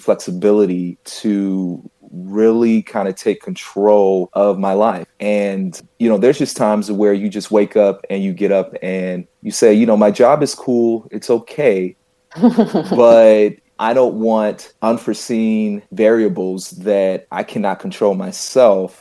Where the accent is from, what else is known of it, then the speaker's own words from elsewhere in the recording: Charlotte, North Carolina, United States; I am originally from Charlotte, North Carolina